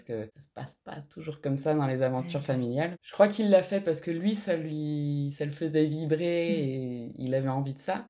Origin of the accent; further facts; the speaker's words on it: Alsace, Grand Est, France; moved away; also born or lived in Toulouse / Landes; J'ai grandi en Alsace, au euh, bulle dans la forêt